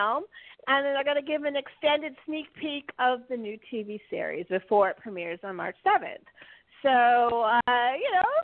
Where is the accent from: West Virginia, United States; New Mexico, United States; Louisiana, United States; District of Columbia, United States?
District of Columbia, United States; Washington; back here in my hometown